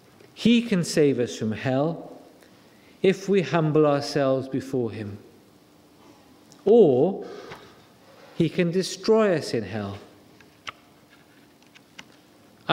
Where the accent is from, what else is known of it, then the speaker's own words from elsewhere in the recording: Wales, United Kingdom; It doesn't take much to make me cry, because I'm Welsh. We are an emotional nation.